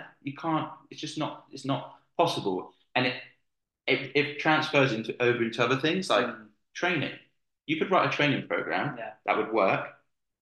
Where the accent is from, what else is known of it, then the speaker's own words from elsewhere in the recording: Somerset, South West England, United Kingdom; I'm from Somerset